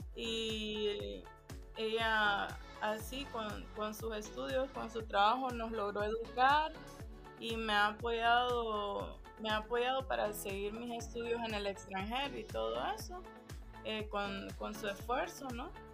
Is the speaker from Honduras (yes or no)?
yes; Honduras; also born or lived in Germany / Spain; now in Amsterdam, Netherlands; preguntan que de dónde yo soy por el acento. Y entonces yo les digo, no, soy, soy de Honduras